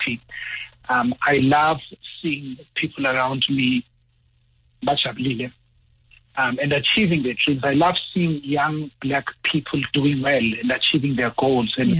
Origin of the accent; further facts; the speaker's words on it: Mpumalanga, South Africa; I'm from Mpumalanga.